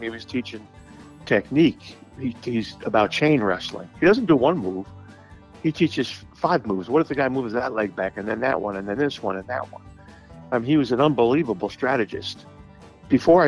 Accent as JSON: {"language": "English", "town": "Bellport", "region": "New York", "country": "United States", "moved": "yes", "lives_now": "Phoenix, United States", "said": "I'm from Long Island, Eastern Long Island, Suffolk County, a little town called Belport High School."}